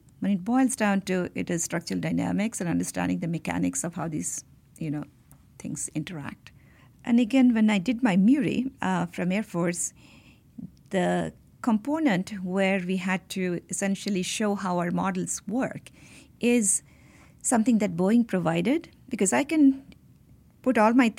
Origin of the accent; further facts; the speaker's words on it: India; So I grew up in Indian Institute of Technology campus.